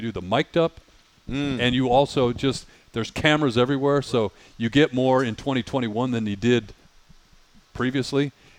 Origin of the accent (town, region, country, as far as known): Detroit, Michigan, United States; born or raised there; moved away